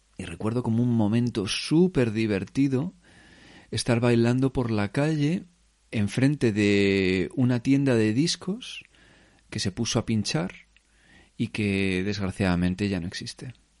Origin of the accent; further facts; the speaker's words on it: Spain; moved away as an adult; now in Berlin, Germany; como yo creo que mucha gente española